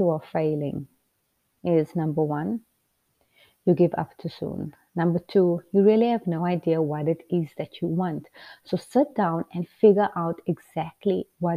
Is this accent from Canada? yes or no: no; Port Elizabeth, Eastern Cape, South Africa; moved away as an adult; now in United States; You come from a small city town in South Africa called Port Elizabeth